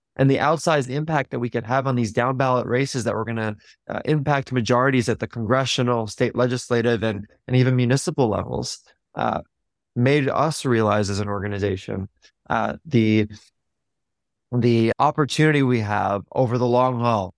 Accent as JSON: {"language": "English", "region": "New York", "country": "United States", "tie": "born or raised there", "said": "I grew up in New York just outside of the city"}